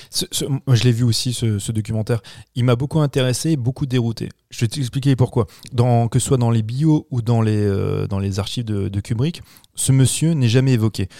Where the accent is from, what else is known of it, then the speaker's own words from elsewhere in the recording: France; chez nous en France